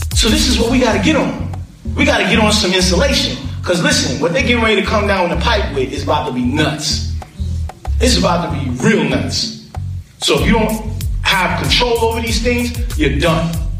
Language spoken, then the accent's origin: English; New York, United States; I grew up in New York